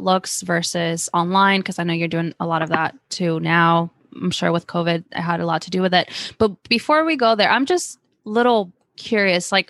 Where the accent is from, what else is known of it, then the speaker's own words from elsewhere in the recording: Argentina; moved away; I'm from Argentina